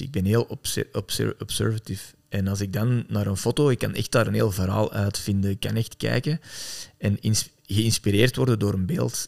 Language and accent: Dutch; Antwerp, Flanders, Belgium; ik ben zelf van Antwerpen